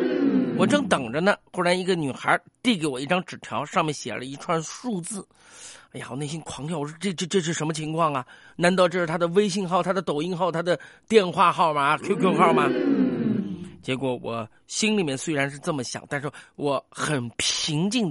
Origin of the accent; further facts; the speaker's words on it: Nanjing, Jiangsu, China; 我们南京人特别爱吃